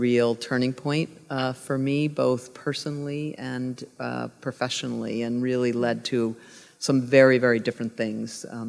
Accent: Pittsburgh, Pennsylvania, United States; growing up in Pittsburgh

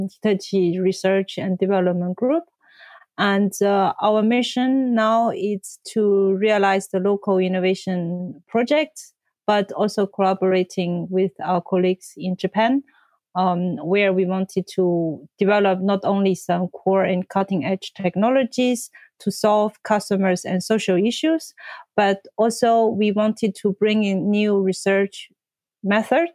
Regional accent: China; moved away as an adult; also born or lived in Paris; I come from China originally and did my civil engineering school back in China

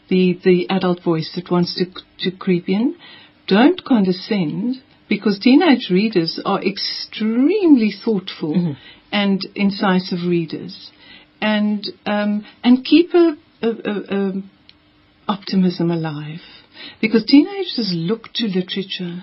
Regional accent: Kanyamazane, Mpumalanga, South Africa; I grew up in Mpumalanga, where it's set, and in Kanyamazan, near Nelspruit.

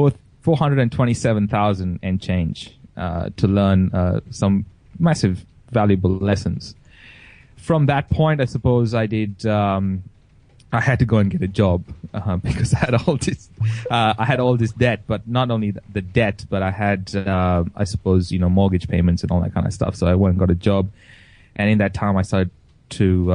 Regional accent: Goa, India; now in Australia; everyone kept asking where I was from, and I would keep saying I'm from Goa

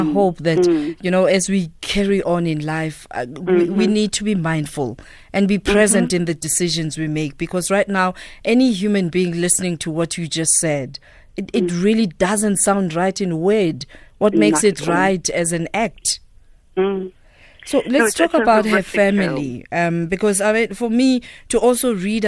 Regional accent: South Africa; our history as South African people

